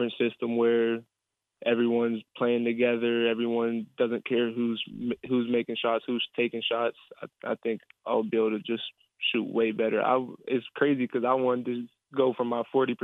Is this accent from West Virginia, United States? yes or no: yes; Fairmont, West Virginia, United States; I'm from Fairmont